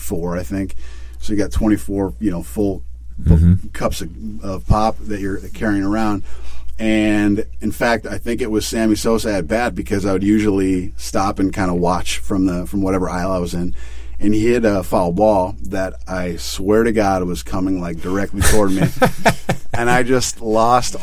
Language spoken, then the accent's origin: English; Chicago, Illinois, United States; I was born and raised in Chicago